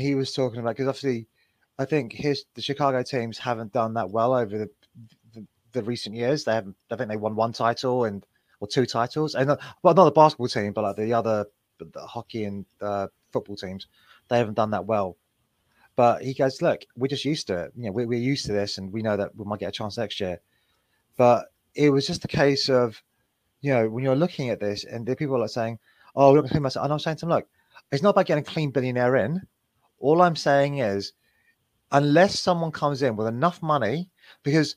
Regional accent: England, United Kingdom; We are the English

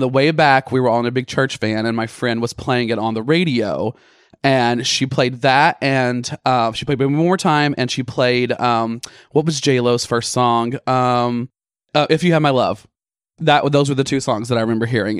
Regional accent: Bald Knob, Arkansas, United States; moved away; growing up in Arkansas in Ball Knob

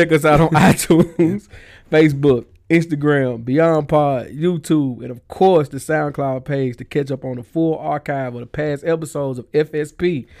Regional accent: Nashville, Tennessee, United States; We grew up in Nashville.

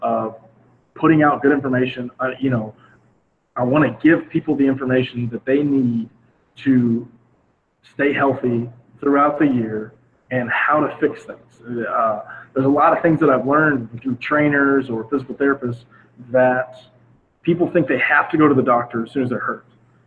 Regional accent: Northwest Florida, United States; moved away as an adult; now in San Diego, United States; I grew up in Northwest Florida

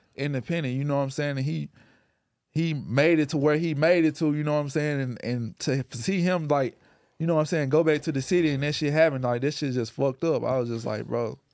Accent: Memphis, Tennessee, United States; growing up in Memphis

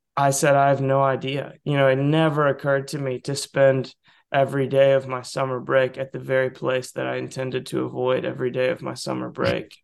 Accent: Southeast, United States; I grew up in the Southeast

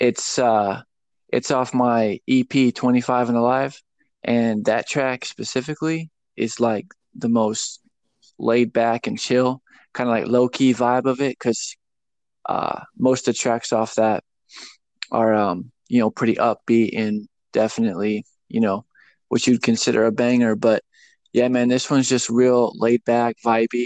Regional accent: Phoenix, Arizona, United States; moved away as an adult; now in Tennessee, United States; I'm from Phoenix, Arizona. I pretty much grew up out there. And but I recently moved to Tennessee, like, I guess 2 years ago

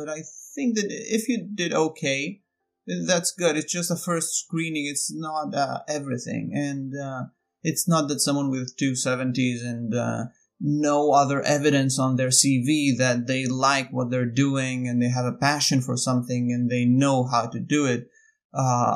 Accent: Athens, Attica, Greece; moved away as an adult; now in United States; I am from Athens, Greece. I grew up there.

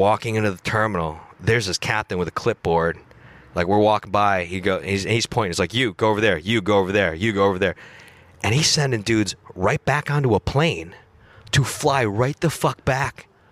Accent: Buffalo, New York, United States; moved away as an adult; There's a special operations unit in my hometown.

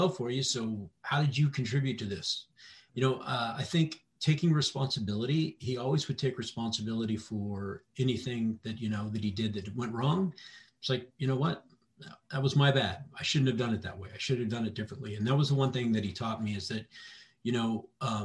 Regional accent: Fox Island, Washington, United States; also born or lived in El Paso, Texas; I grew up on Fox Island

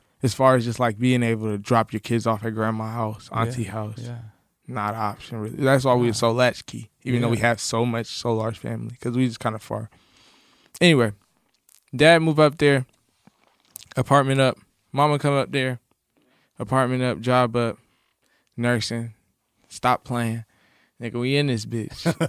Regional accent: Charlotte, North Carolina, United States; Charlotte, it's a beautiful, like, baby metropolis in the South.

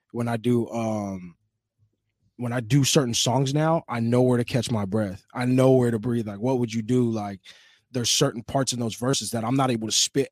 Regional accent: Oceanside, California, United States; I'm from Oceanside.

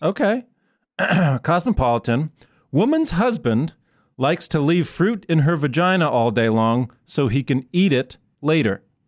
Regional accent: Iowa, United States; I grew up in the Midwest

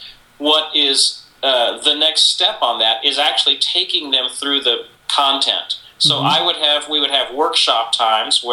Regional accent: San Antonio, Texas, United States; moved away as an adult; now in Nashville, United States; I was from San Antonio, Texas, and was working there

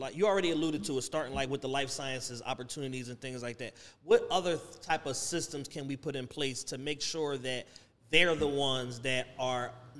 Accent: Philadelphia, Pennsylvania, United States

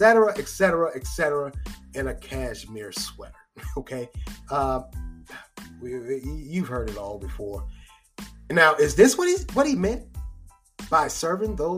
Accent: United States; we as American citizens that vote

